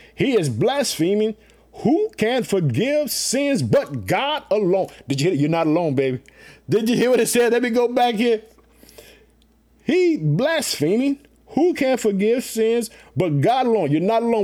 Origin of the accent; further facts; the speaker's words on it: Illinois, United States; also born or lived in Chicago; my home state, the state of Illinois, Illinois, living in the city of Chicago